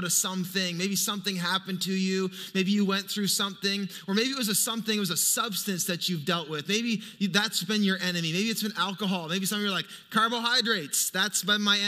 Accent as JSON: {"language": "English", "town": "Fredericton", "region": "New Brunswick", "country": "Canada", "tie": "born or raised there", "moved": "yes", "said": "I grew up in Fredericton. That's my hometown"}